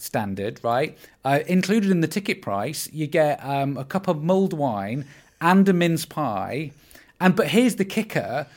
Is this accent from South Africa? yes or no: no; Windermere, North West England, United Kingdom; I am from Windermere in the Lake District